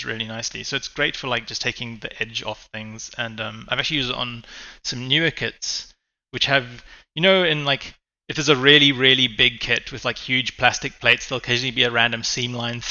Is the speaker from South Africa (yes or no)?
yes; Cape Town, Western Cape, South Africa; I'm a hobbyist from South Africa and Cape Town.